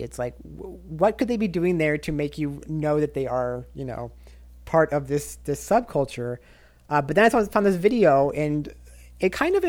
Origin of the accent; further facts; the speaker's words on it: Osaka, Japan; So my hometown in Japan is Osaka as well. I love Osaka. I love the area.